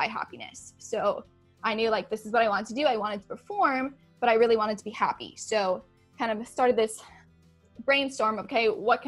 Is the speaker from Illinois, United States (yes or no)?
no; Flemington, New Jersey, United States; moved away as an adult; also born or lived in Lakeland, Florida; I am originally from Flemington, New Jersey